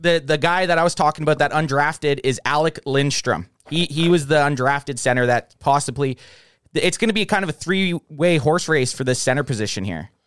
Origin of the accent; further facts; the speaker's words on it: Canada; I'm from Canada